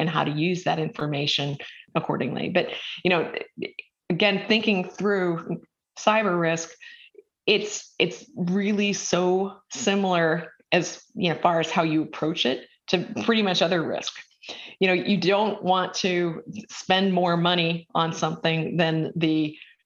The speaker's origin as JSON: {"language": "English", "region": "Minnesota", "country": "United States", "tie": "born or raised there", "moved": "yes", "lives_now": "Georgetown, United States", "said": "I grew up with in Minnesota"}